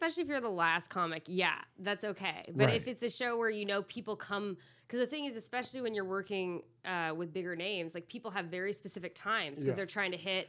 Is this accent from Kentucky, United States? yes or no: yes; Louisville, Kentucky, United States; also born or lived in Chicago, Illinois; now in Los Angeles, United States; Originally Louisville, Kentucky, but I moved here from Chicago